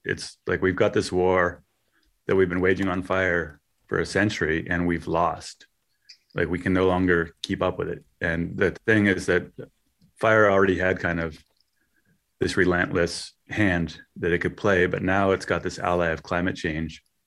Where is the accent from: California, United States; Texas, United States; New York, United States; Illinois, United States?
California, United States; Westwood; I grew up in Westwood